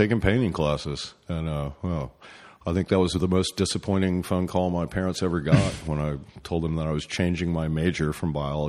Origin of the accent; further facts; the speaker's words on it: East Tennessee, United States; also born or lived in North Carolina; I was born in North Carolina, but basically grew up in East Tennessee